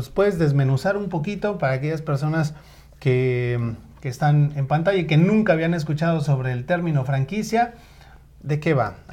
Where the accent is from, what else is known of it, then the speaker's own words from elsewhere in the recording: State of Mexico, Mexico; Yo nací en la Gustavo Madero, entonces podría decir que somos paisanos. Eh, sin embargo, bueno, yo me crié en el Estado de México